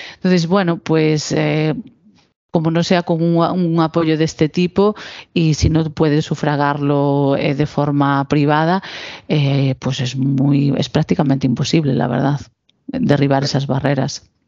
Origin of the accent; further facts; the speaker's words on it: Galicia, Spain; nuestra comunidad, ¿no? Pues en comunidades como la gallega